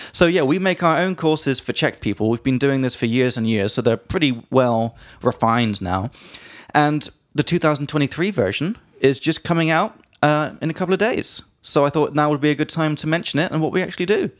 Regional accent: England, United Kingdom; from England

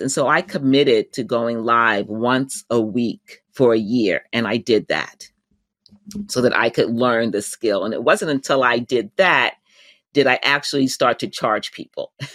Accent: United States; my home country, the U.S.

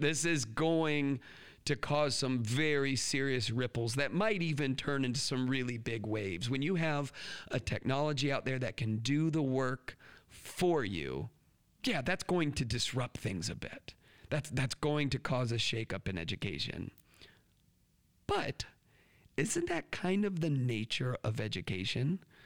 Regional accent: United States; us American educators

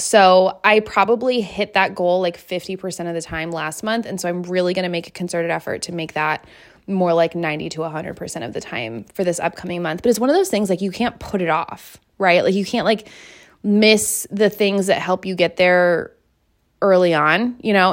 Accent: between Seattle and Tacoma, Washington, United States; moved away; I grew up in Washington, like near Seattle, okay? Like halfway between Seattle and Tacoma

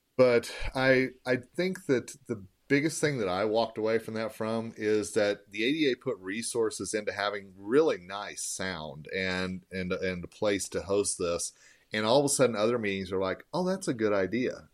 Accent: Longmont, Colorado, United States; I drive around my hometown of Longmont

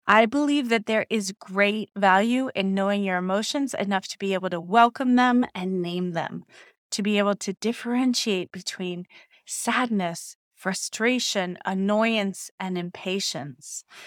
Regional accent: Ohio, United States; growing up in Ohio

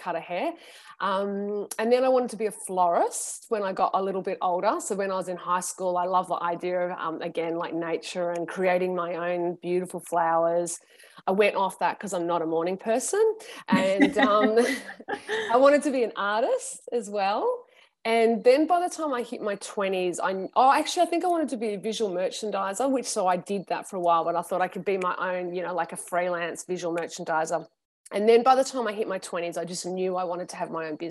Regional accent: Sydney, New South Wales, Australia; I grew up on the southern beaches of Sydney, so around the Cronulla area

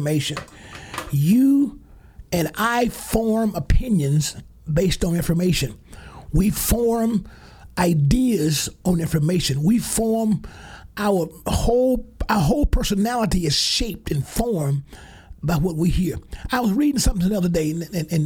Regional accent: Alabama, United States; I'm talking from my home state in Alabama

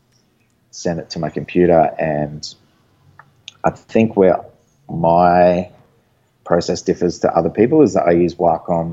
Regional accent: Gold Coast, Queensland, Australia; on the Gold Coast in my hometown

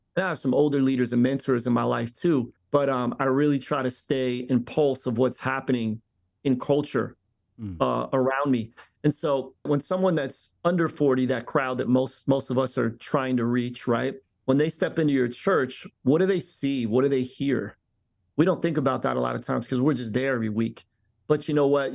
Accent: Philadelphia, Pennsylvania, United States; now in Tampa, United States; I grew up in Philly, yes, in a diverse environment

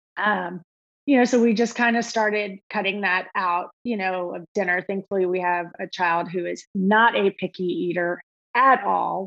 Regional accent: Austin, Texas, United States; also born or lived in Alabama; we were we're from Austin originally. Uh, grew up there together

